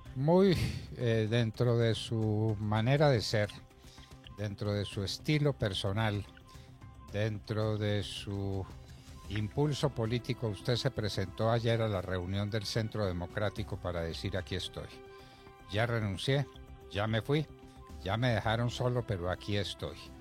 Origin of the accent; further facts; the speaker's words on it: Colombia; nuestro agradecimiento como colombianos